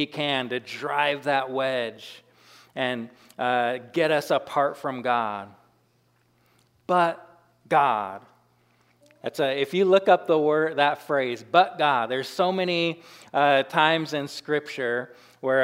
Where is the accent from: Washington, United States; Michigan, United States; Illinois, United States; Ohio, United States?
Washington, United States; now in Carrington, United States; I grew up in Washington but I was on the side that it didn't rain very much